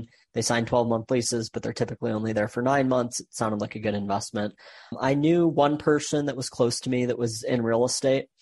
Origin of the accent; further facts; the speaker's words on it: Michigan, United States; I was born and raised in Michigan, went to Michigan State